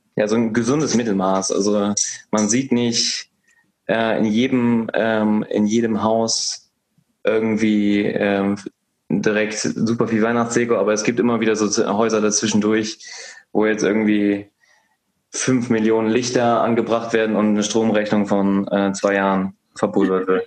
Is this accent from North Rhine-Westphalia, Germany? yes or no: yes; North Rhine-Westphalia, Germany; now in Hesse, Germany; meine Heimat ist ja NRW